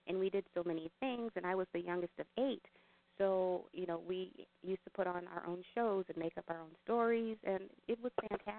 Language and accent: English; O'Fallon, Illinois, United States; also born or lived in Lebanon, Illinois; I actually did grow up here, right near Skye Air Force Base in Lebanon and O'Fallon, Illinois. I moved around the country, but a few years ago, I did come back home. So this is home.